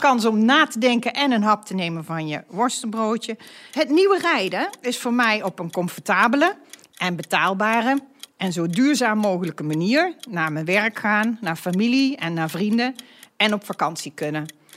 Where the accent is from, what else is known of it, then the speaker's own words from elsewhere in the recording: North Brabant, Netherlands; now in The Hague, Netherlands; Ik ben een echte Brabantse. Ik heb over de hele wereld gewoond en gewerkt, maar ben nu neergestreken in Den Haag